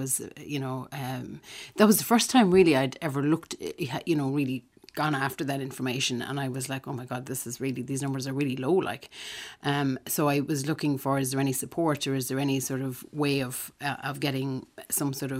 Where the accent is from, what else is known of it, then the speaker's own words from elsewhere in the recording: Manorhamilton, Connacht, Ireland; And I'm originally from Manor Hamilton in County Leitrim